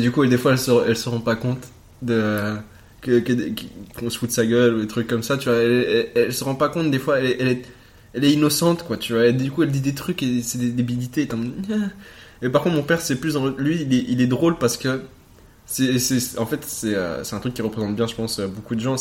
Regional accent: Ixelles, Brussels-Capital Region, Belgium; Je suis né à XL, représente le 1050, euh, en 1995

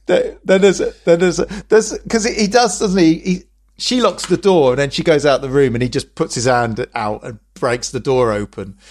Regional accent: England, United Kingdom; we're English.

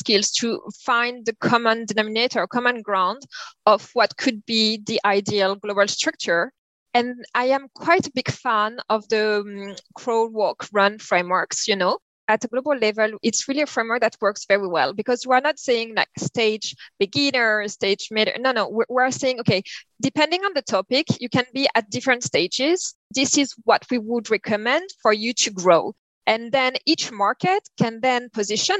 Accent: France; accent: French; English is a second language; as you can tell by my accent, you have been listening and struggling with, maybe. I'm very French

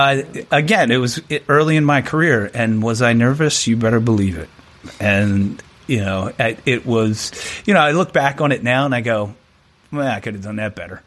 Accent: Annapolis, Maryland, United States; I'm from Annapolis, Maryland, right? So I'm from the DC, Baltimore area.

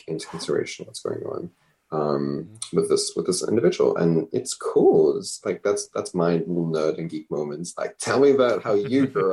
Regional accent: South Africa; moved away; I'm a South African

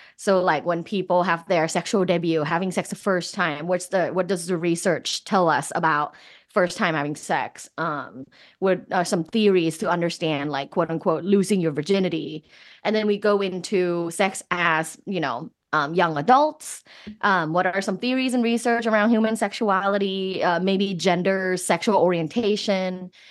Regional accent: Thailand; moved away; I'm originally from Thailand

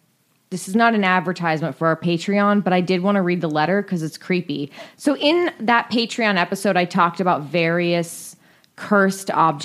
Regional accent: North East England, United Kingdom; I'm from Northeast of England and used to spend quite a lot of time at my grandma's house growing up

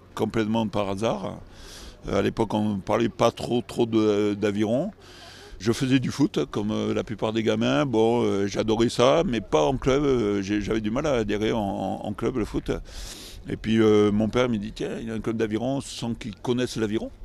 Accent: Nouvelle-Aquitaine, France; also born or lived in Bergerac / Bordeaux; on, vit dans une très belle région, gastronomique aussi, viticole

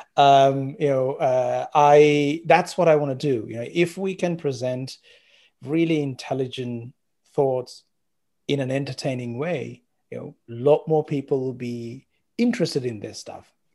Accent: Sri Lanka; moved away as an adult; also born or lived in Colombo, Sri Lanka; now in Australia; I was born in Sri Lanka

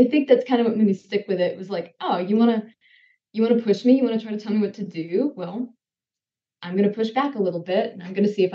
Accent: Mississippi, United States; I grew up in Mississippi, spent pretty much my entire life there

